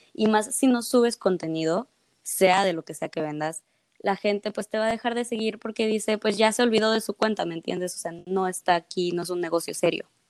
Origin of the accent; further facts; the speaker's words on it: Mexico; yo siendo de México